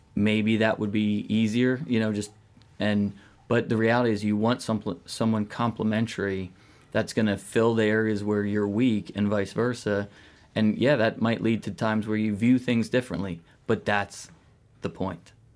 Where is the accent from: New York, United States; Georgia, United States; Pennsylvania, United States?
Pennsylvania, United States; outside of Philadelphia; outside of Philly